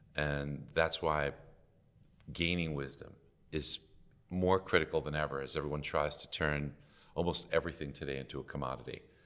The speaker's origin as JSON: {"language": "English", "town": "New York City", "region": "New York", "country": "United States", "tie": "born or raised there", "said": "I grew up in Brooklyn, New York"}